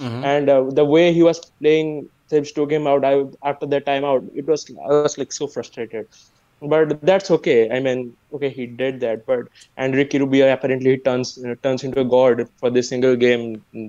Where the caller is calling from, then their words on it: India; I'm calling from India. It's currently 8:13 a.m. here.